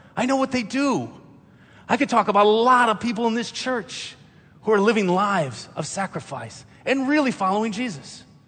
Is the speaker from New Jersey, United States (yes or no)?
no; Minnesota, United States; I'm a pastor. I grew up in Minnesota.